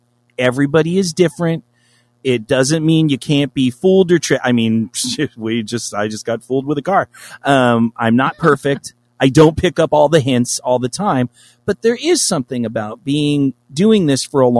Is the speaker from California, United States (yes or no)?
yes; Los Angeles, California, United States; I'm from Los Angeles.